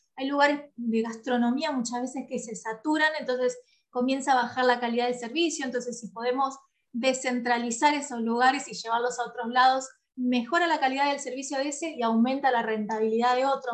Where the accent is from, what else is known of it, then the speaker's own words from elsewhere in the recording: San Pedro, Buenos Aires Province, Argentina; yo soy de San Pedro, nací en San Pedro